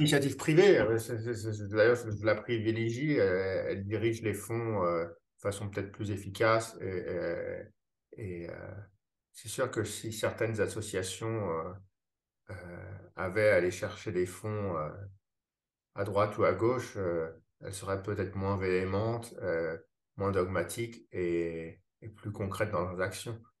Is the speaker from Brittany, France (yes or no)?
no; Paris, Île-de-France, France; moved away as an adult; now in Boston, United States; je suis français. j'ai grandi à Paris